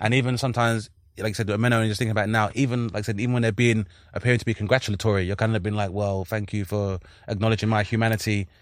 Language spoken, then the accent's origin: English; London, United Kingdom; we're from South London